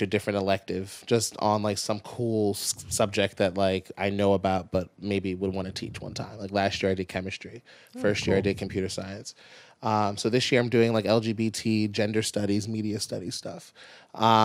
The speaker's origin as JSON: {"language": "English", "town": "Pikesville", "region": "Maryland", "country": "United States", "said": "I'm from Pikesville"}